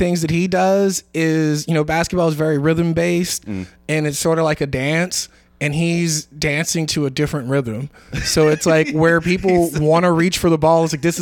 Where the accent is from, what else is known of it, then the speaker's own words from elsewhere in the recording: New Orleans, Louisiana, United States; I am definitely from New Orleans